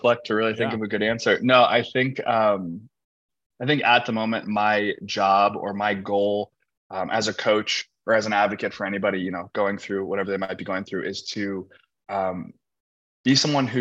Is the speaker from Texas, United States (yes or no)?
no; Indianapolis, Indiana, United States; moved away as an adult; now in Los Angeles, United States; I grew up in Indianapolis, Indiana. I'm a Midwest guy.